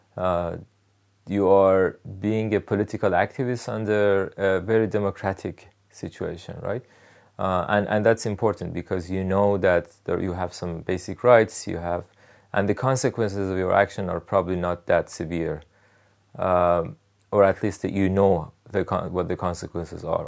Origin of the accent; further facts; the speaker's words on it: Rasht, Gilan, Iran; English is a second language; moved away as an adult; also born or lived in Tehran, Iran; now in United States; I was born in Tehran, Iran. I r, grew up in Rash in northern Iran.